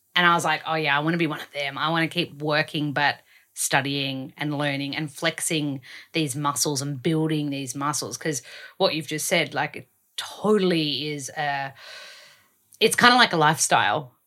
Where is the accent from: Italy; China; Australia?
Australia; accent: Aussie; I don't wanna lose my Aussie accent.